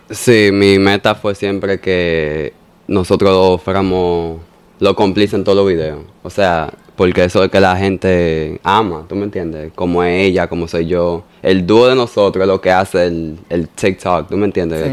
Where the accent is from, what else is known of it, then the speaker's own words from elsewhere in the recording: New York, United States; also born or lived in Bonao; de los tres meses María me llevó para Nueva York